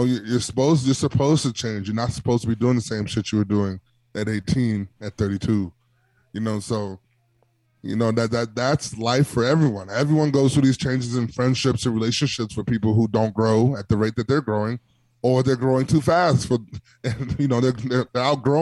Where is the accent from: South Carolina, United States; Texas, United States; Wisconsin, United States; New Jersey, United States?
Wisconsin, United States; Milwaukee; moved away; I'm always going to rep the 414